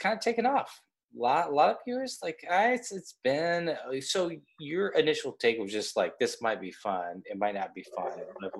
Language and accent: English; Kansas, United States; Because I grew up in Kansas